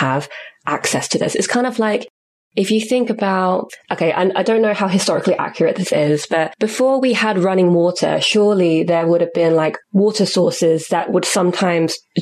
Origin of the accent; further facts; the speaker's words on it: United Kingdom; first language English; I'm a cisgendered, able-bodied British-born citizen with English as my first language